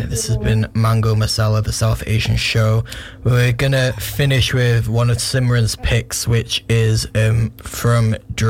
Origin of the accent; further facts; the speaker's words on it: Ireland; I'm Irish.